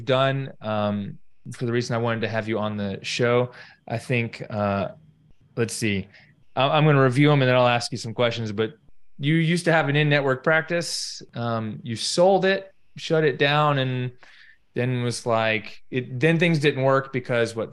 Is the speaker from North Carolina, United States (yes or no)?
yes; North Carolina, United States; I'm from North Carolina